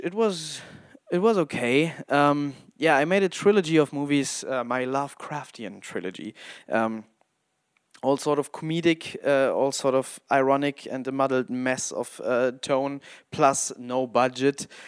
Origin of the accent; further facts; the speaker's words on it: Hamburg, Germany; English is a second language; also born or lived in Wolfenbüttel, Lower Saxony; I'm a filmmaker from Hamburg